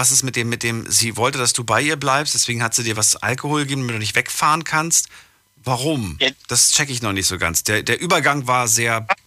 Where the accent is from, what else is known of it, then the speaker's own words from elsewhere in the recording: Hunsrück, Rhineland-Palatinate, Germany; aus dem Hunsrück.